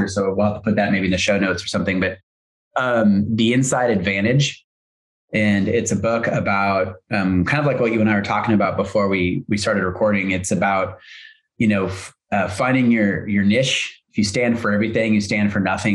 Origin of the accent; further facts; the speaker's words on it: Hood River, Oregon, United States; also born or lived in Hillsboro, Oregon; we moved from Hillsboro to Hood River, our little town, which is a sleepy little logging town, agricultural town, you know, back in the late 70s and 80s, my family moved us out here.